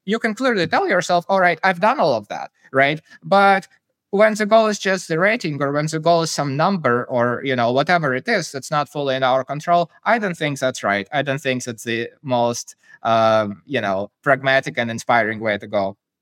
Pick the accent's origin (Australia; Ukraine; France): Ukraine; Kyiv; I grew up in Kyiv, the capital of Ukraine